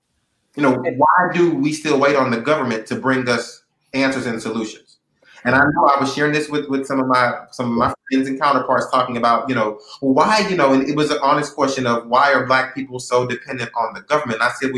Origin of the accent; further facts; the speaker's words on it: Texas, United States; I grew up in the Pleasantville community and it's made me who I am.